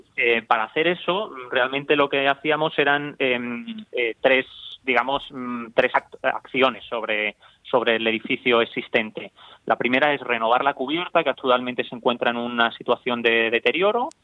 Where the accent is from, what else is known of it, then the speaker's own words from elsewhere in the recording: Cáceres, Extremadura, Spain; yo soy de Cáceres